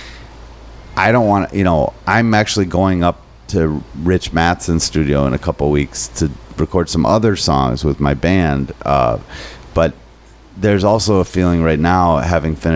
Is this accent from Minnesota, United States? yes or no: yes; Minnesota, United States; I'm too Minnesotan